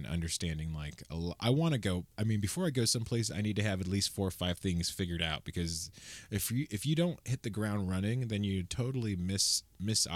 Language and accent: English; United States; an American traveler